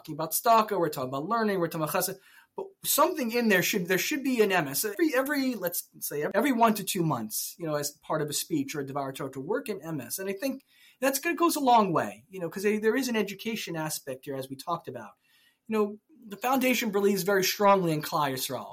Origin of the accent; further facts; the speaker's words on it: Silver Spring, Maryland, United States; I grew up in Silver Spring, Maryland